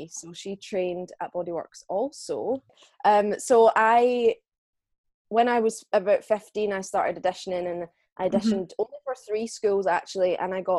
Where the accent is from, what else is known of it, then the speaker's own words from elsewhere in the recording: Scotland, United Kingdom; I am from Bonnie, Scotland in the UK